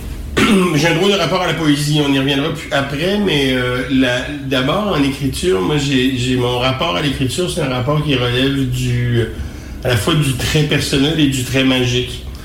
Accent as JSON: {"language": "French", "region": "Quebec", "country": "Canada"}